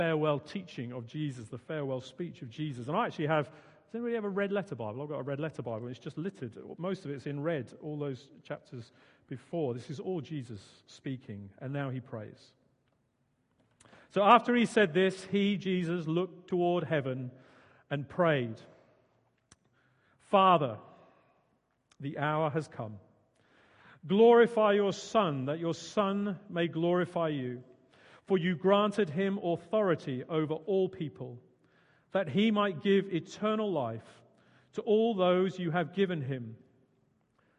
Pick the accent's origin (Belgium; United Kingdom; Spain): United Kingdom; Suffolk, East of England; also born or lived in Hawley, Surrey; now in Guildford, United Kingdom; originally I'm from Suffolk